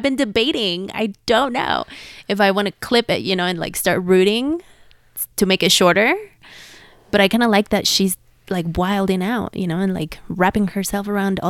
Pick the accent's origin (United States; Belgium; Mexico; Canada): Mexico; Mexico City; Ooh, I'm from Mexico City.